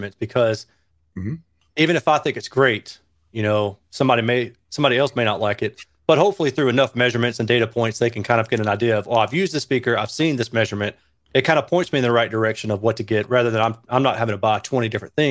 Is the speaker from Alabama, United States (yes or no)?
yes; Alabama, United States; also born or lived in Owensboro, Kentucky / Louisville, Kentucky; I'm from Alabama.